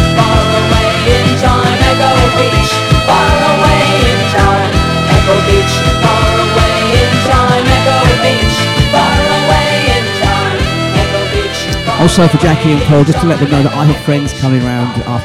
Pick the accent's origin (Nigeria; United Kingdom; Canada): United Kingdom; Scotland; Growing up in Scotland